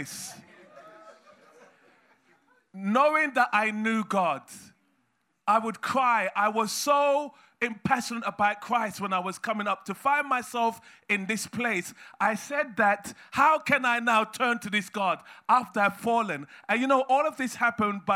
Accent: England, United Kingdom; I was born in England

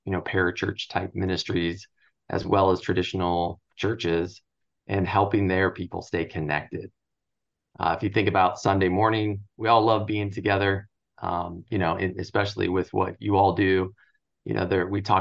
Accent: Southern California, United States; I grew up in Southern California

